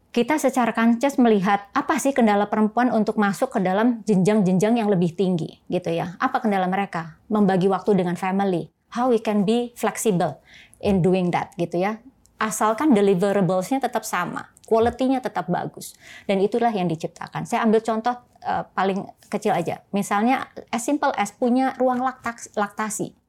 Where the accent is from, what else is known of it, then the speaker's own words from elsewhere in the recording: Surabaya, East Java, Indonesia; moved away as an adult; now in Jakarta, Indonesia; saya lahir dan besar di Surabaya